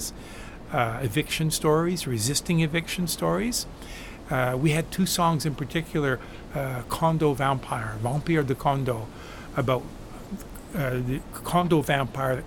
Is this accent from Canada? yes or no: yes; Vancouver, British Columbia, Canada; now in Montreal, Canada; when I was young in Vancouver, growing up in Vancouver, active in my neighborhood in the east end of Vancouver